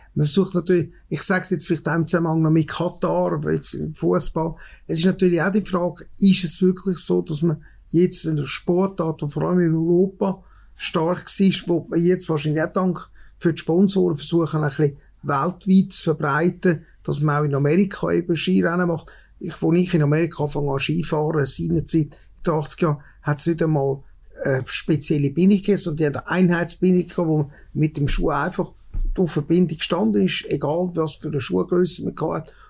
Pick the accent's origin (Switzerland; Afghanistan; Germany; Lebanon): Switzerland; bei uns in Wengen